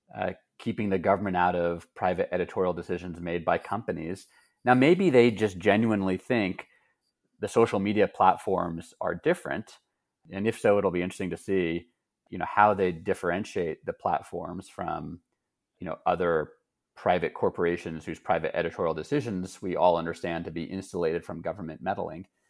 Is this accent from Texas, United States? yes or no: yes; Texas, United States; moved away; I grew up in Texas and my family still lives there.